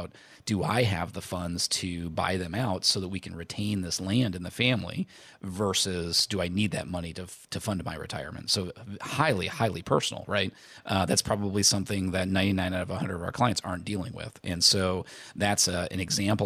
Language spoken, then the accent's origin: English; Indiana, United States; so I grew up in Indiana. We were not close to a real beach. The beach was Lake Michigan.